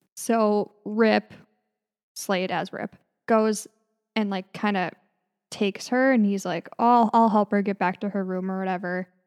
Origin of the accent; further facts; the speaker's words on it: northern Minnesota, United States; We both grew up in northern Minnesota